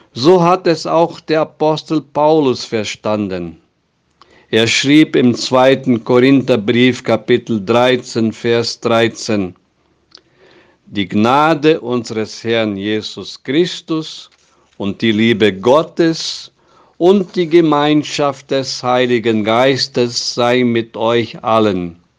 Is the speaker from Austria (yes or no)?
no; Brazil; bei uns in Brasilien